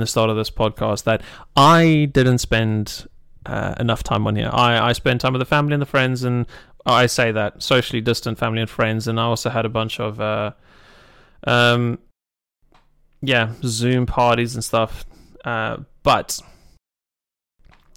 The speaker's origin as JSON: {"language": "English", "country": "United Kingdom", "said": "I'm British"}